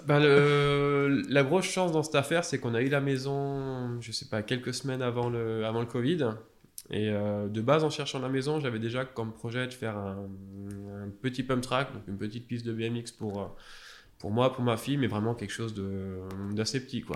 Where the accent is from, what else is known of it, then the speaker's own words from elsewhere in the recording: Alsace, Grand Est, France; moved away as an adult; moi, je suis originaire d'Alsace